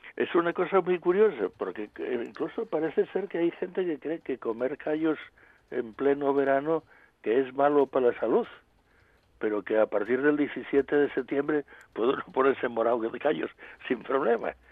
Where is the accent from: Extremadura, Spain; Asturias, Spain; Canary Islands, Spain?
Asturias, Spain; como los asturianos tenemos una climatología bastante eh, razonable